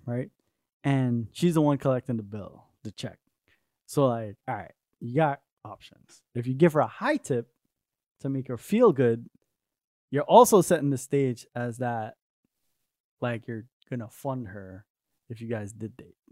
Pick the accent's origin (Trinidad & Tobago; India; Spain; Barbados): Trinidad & Tobago; also born or lived in New York; now in Arizona, United States; I grew up in Trinidad with my mom's side of the family, and I didn't want to move to New York